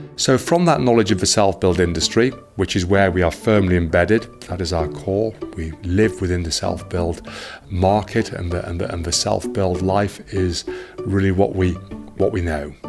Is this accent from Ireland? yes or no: no; Herefordshire, West Midlands, United Kingdom; I was brought up here in Herefordshire